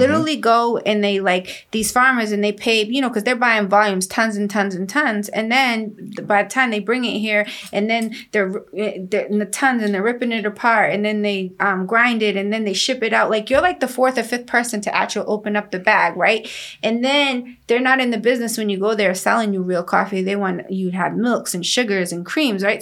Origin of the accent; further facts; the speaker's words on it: Guatemala; moved away; I'm Mayan Indian. I was born in Guatemala